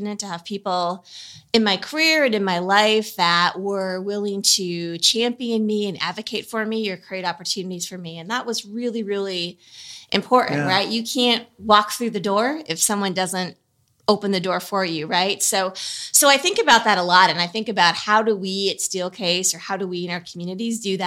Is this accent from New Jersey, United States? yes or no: no; Milwaukee, Wisconsin, United States; I grew up in the suburbs of Milwaukee, Midwesterner by birth